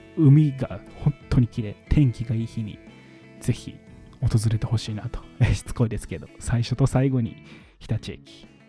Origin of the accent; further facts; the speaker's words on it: Nara, Japan; 僕奈良県生まれなので、海のない県で育った